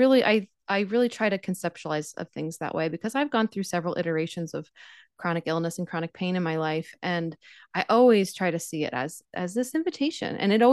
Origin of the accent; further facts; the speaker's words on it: Pennsylvania, United States; I grew up in Pennsylvania, like probably a couple hours from New York, 1 hour from Philadelphia.